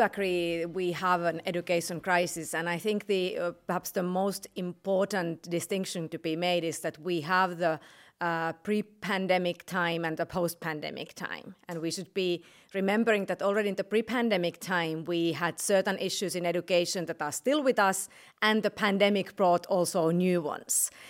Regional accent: Finland; I come from Finland, where our schools actually had zero days of closure

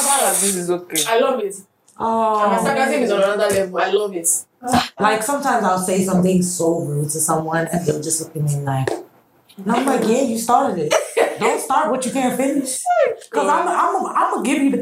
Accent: United States; I grew up in America

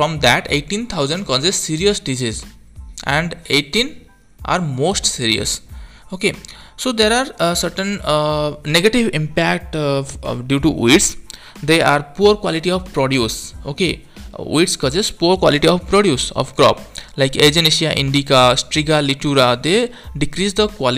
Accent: India; from India

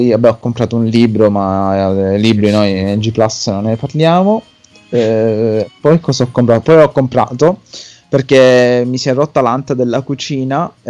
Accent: Milan, Lombardy, Italy; Io non sono terrone, sono di Milano.

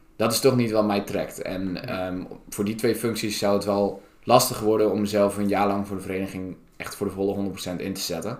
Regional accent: Staphorst, Overijssel, Netherlands; moved away as an adult; now in Groningen, Netherlands; Ik kom uit uh, Staphorst

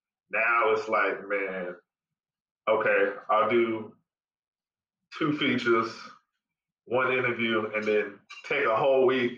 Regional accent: California, United States; born there; My parents were born in Monrovia, Liberia. I was born in California, but a lot of people wouldn't even know that I am like full-blooded.

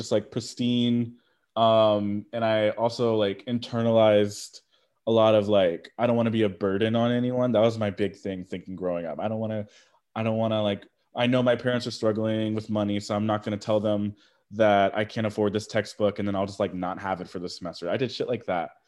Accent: Houston, Texas, United States; I grew up in Houston

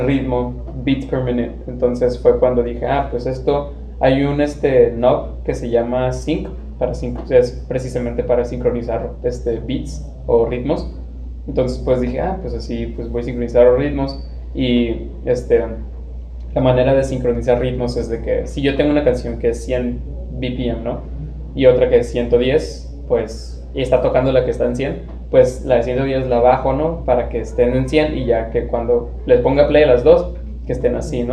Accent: Tijuana, Baja California, Mexico; also born or lived in Chula Vista, California; nací en Chula Vista, California, y he vivido toda mi vida aquí en Tijuana

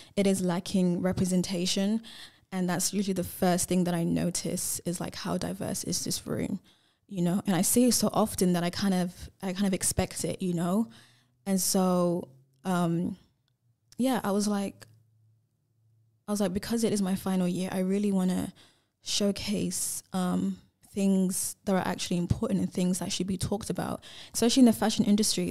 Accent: England, United Kingdom; now in Perth, Australia; I grew up in England

